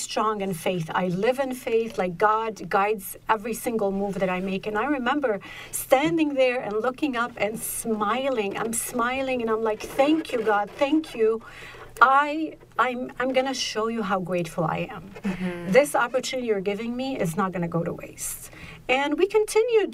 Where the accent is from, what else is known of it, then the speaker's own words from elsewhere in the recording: Egypt; I was born in Egypt, middle class family